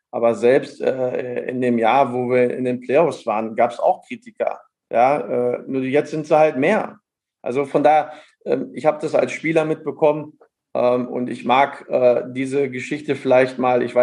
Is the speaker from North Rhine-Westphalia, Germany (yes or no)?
yes; North Rhine-Westphalia, Germany; als Sauerländer, ich bin ein Kämpfer